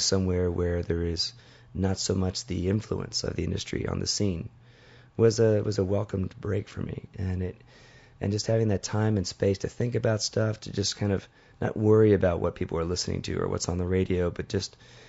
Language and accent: English; Los Angeles, California, United States; now in Tucson, United States; I grew up in the South Bay. I grew up close to Redondo Beach, San Pedro, California.